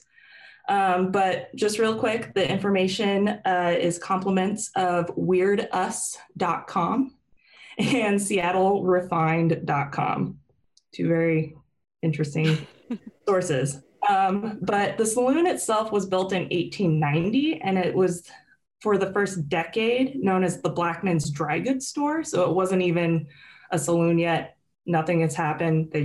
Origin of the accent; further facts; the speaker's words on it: Snohomish, Washington, United States; now in Oregon, United States; I went to my hometown, Snohomish